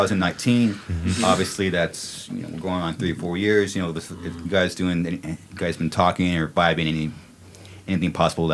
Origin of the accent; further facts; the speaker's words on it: California, United States; being born and raised in California